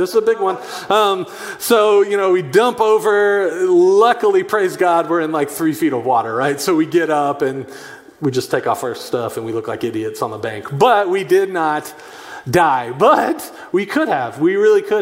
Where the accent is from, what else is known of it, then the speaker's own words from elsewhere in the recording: Chattanooga, Tennessee, United States; I grew up in Chattanooga, Tennessee